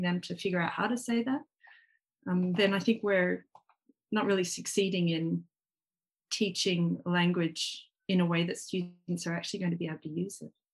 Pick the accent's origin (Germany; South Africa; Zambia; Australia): Australia; now in Japan; I'm Australian